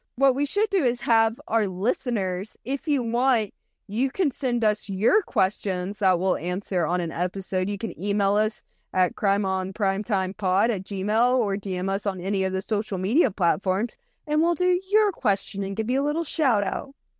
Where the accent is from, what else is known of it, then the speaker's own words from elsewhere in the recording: United States; we're Americans